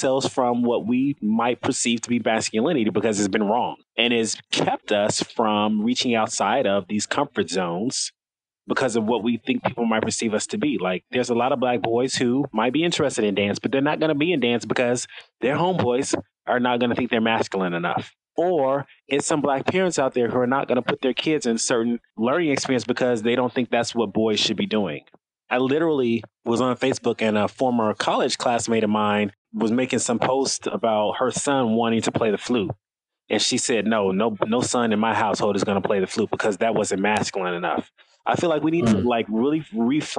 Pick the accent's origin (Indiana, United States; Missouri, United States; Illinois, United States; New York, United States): Illinois, United States; Chicago; now in Washington, D.C., United States; I grew up in Chicago. I currently live in Washington, D.C.